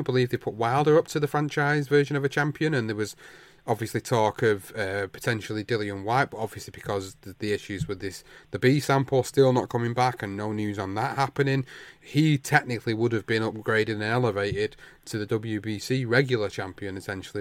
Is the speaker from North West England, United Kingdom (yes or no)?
yes; Manchester, North West England, United Kingdom; in Manchester, in my hometown